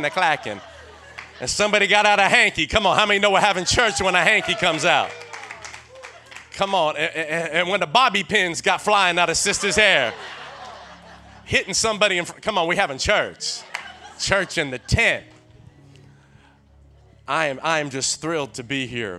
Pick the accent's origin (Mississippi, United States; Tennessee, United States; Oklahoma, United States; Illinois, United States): Tennessee, United States; I'm from Tennessee